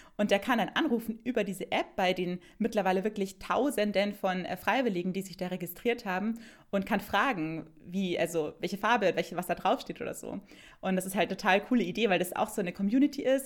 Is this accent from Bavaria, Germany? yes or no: yes; Bavaria, Germany; in Bayern liegen würde, wo ich herkomme